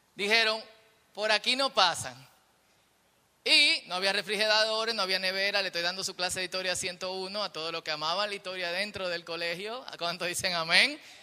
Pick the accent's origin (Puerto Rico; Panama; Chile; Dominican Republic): Dominican Republic; nosotros que somos dominicanos y vivimos en un país peligroso